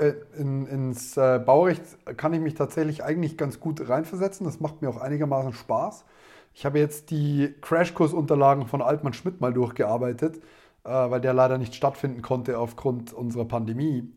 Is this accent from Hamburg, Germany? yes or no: no; Neumarkt in der Oberpfalz, Bavaria, Germany; Wir sind beide aus Neumarkt in der Oberpfalz